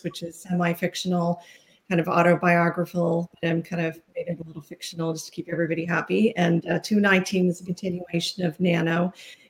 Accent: Halifax, Nova Scotia, Canada; I'm from Halifax, Nova Scotia in Canada

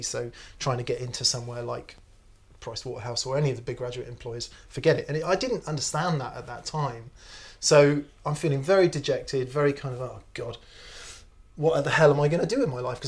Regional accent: Yeovil, South West England, United Kingdom; moved away as an adult; I needed to get out of my hometown because I lived in a small town called Yeovil in Somerset, or at least near there

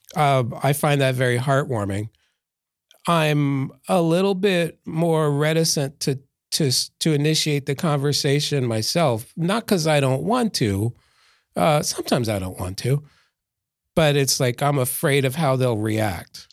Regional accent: Philadelphia, Pennsylvania, United States; I grew up in Philadelphia

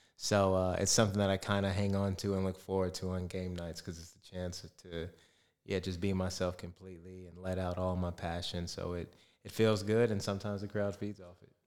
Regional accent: Arizona, United States; moved away as an adult; now in Perth, Australia; I'm still from Arizona

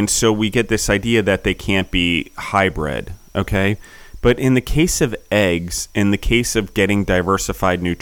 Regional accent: United States; as an American

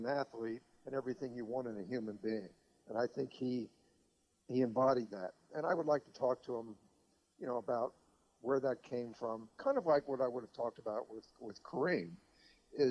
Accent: Philadelphia, Pennsylvania, United States; I grew up in Philadelphia.

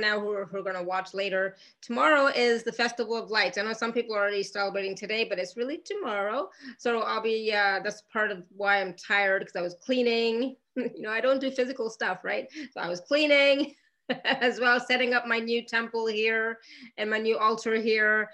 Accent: Canada; moved away; I come from Canada

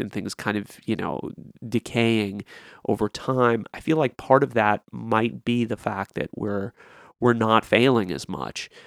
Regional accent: Lexington, Kentucky, United States; in some cultures like the one I had growing up in Lexington

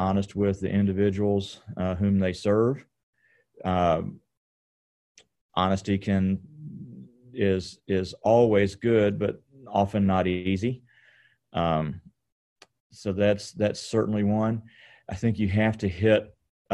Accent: Hopkinsville, Kentucky, United States; Hopkinsville, which is in western Kentucky, in far western Kentucky

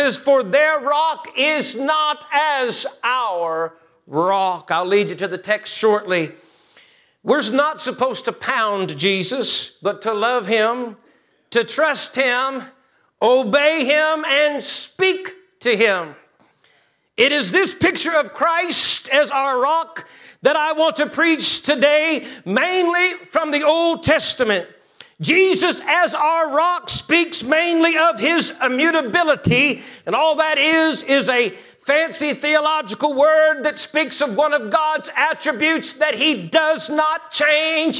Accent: Tampa, Florida, United States; moved away as an adult; I'm originally from Tampa, Florida. I lived the first 18 years of my life there

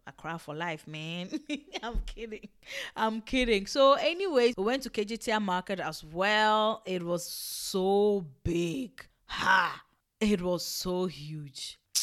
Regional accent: Togo; I'm not Ewe from Ghana, I'm Ewe from Togo, like, I'm actually Togolese

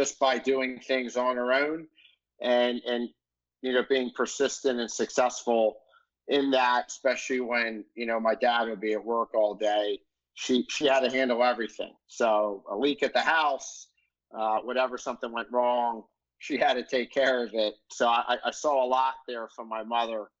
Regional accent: Philadelphia, Pennsylvania, United States; grow up out in the suburbs

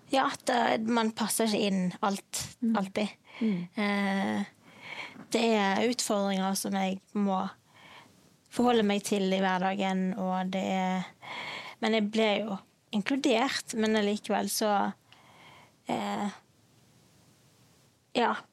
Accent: Bergen, Vestland, Norway; er fra Bergen.

